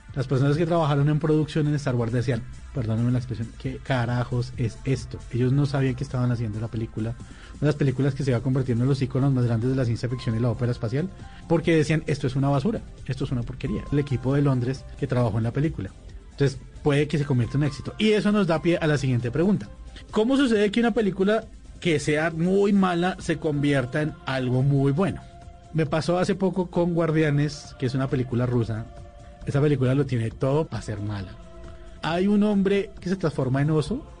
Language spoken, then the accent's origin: Spanish; Colombia; nosotros como colombianos